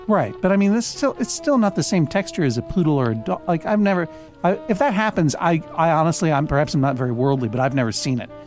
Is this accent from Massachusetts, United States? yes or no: yes; Brookline, Massachusetts, United States; moved away; returning to my hometown of Boston, Massachusetts, Greater Boston, Brookline